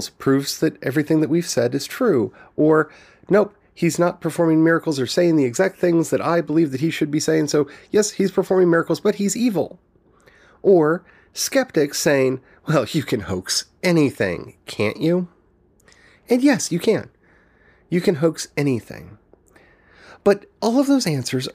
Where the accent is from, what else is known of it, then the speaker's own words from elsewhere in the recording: United States; growing up in the United States